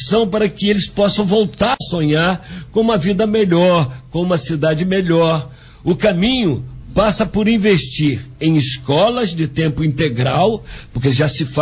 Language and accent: Portuguese; Angra dos Reis, Rio de Janeiro, Brazil; Sou nascido e criado em Angra, tenho orgulho de ser um peixe com banana